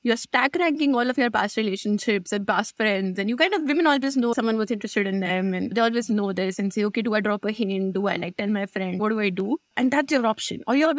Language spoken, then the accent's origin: English; India; if you think about growing up in India, women get unsolicited attention all the time, online, offline, wherever they are.